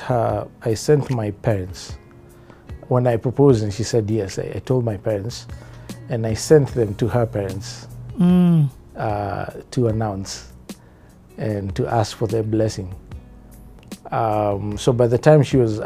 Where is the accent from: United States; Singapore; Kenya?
Kenya; I was Kenyan. I was home. I have the right to be here. This is my country. My country.